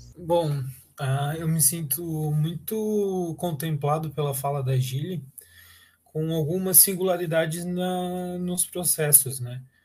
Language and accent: Portuguese; Blumenau, Santa Catarina, Brazil; eu nunca saí de Blumenau, né? Eu sempre estive em Blumenau, eu fiz uma graduação em Blumenau